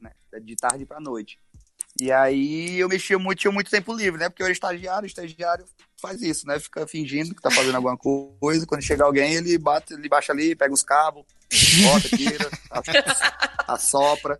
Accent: Bom Jesus, Piauí, Brazil; accent: nordestino; moved away as an adult; eu sou de Bom Jesus, no Piauí. É uma cidadezinha que tem 35 mil habitantes

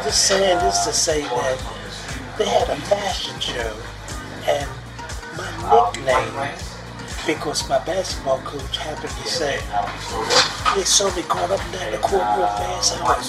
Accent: Philadelphia, Pennsylvania, United States; moved away as an adult; Because I was from Philadelphia.

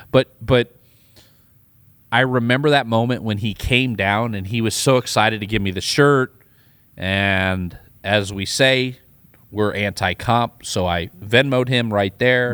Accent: Iowa, United States; also born or lived in Tulsa, Oklahoma; now in Austin, United States; I grew up in Iowa. I lived in Tulsa

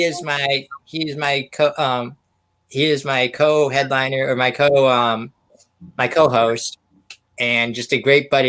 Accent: Pennsylvania, United States; I'm from Pennsylvania

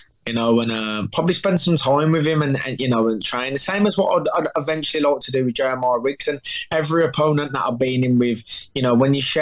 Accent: England, United Kingdom; I come from England

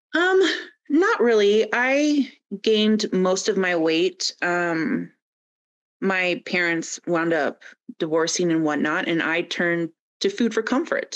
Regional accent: Kingsville, Ontario, Canada; moved away as an adult; now in Calgary, Canada; I'm from uh, southwestern Ontario, little Kingsville, Leamington area, oh, and yeah, yeah. I moved to Calgary. I think, I think it's been 11 years now.

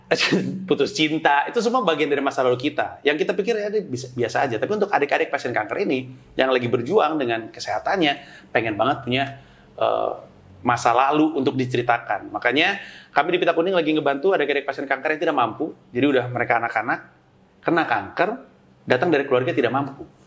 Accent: Jakarta, Indonesia; Jakarta gua

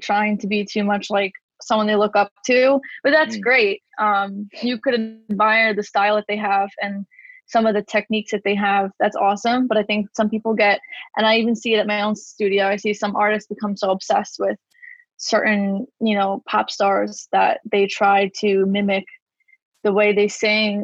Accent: New York City, New York, United States; I'm from Staten Island, New York

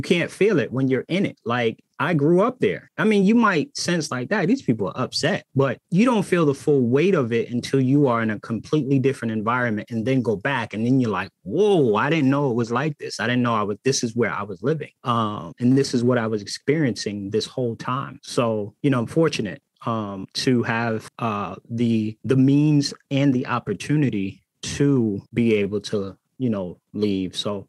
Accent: Boston, Massachusetts, United States; now in Atlanta, United States; So I was born and raised in Boston. I currently live in the metro Atlanta area. Moved here kind of mid pandemic.

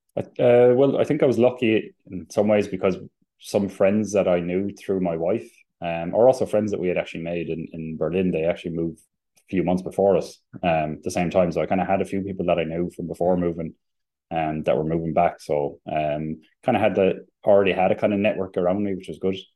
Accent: Limerick, Munster, Ireland; moved away as an adult; also born or lived in Germany; now in Sweden; I'm from Limerick

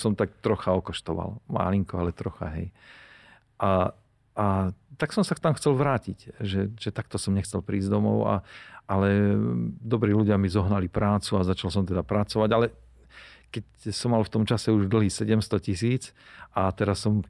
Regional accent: Nová Baňa, Banská Bystrica Region, Slovakia; also born or lived in Austria; u nás doma na Novej Bani

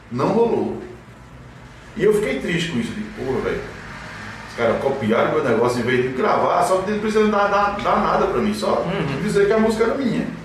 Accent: São Caetano do Sul, São Paulo, Brazil; born there; o Faustão disse que eu nasci em São Caetano do Sul

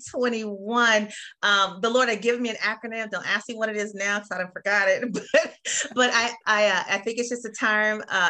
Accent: Bay Area, California, United States; moved away as an adult; now in Atlanta, United States; I'm originally from California, so I'm from the Bay Area

